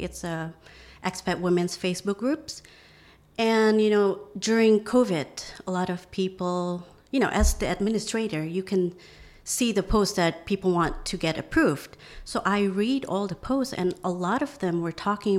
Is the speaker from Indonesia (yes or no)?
yes; Indonesia; moved away as an adult; also born or lived in Arkansas, United States / Louisiana, United States; now in Phuket, Thailand; growing up in Indonesia